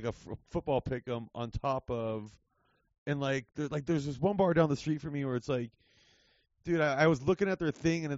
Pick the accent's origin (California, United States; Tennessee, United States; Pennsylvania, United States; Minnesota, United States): California, United States; Whittier; I grew up in Whittier, like, not right outside